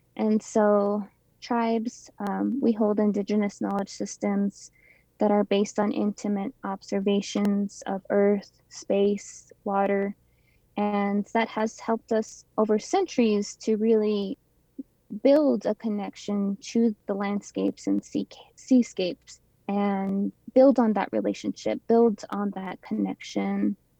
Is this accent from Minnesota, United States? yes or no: no; Ganado, Arizona, United States; also born or lived in Flagstaff, Arizona; I grew up in Ganado, so I live part time there and also in Flagstaff